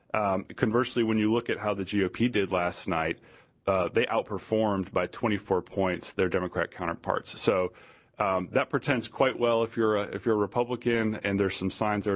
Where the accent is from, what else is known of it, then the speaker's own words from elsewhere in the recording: Virginia, United States; my home state of Virginia.